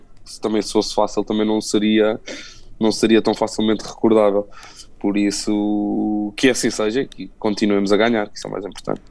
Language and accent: Portuguese; Coimbra, Centro, Portugal; em Coimbra, na cidade onde eu, onde eu nasci, cresci e me formei também